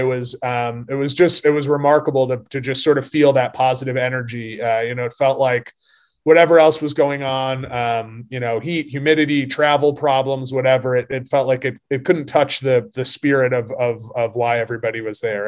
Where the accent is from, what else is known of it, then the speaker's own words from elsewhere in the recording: Vermont, United States; I'm from Vermont. I'm not used to the heat and humidity